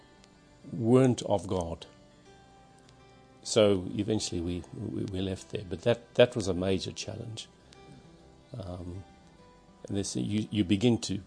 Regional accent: Zimbabwe; moved away; Born in Zimbabwe, so I'm a white African

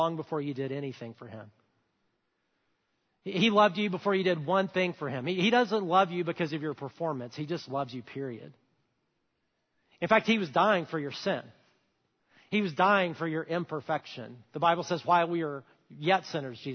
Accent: Huntsville, Alabama, United States; I grew up in Alabama, great place to grow up

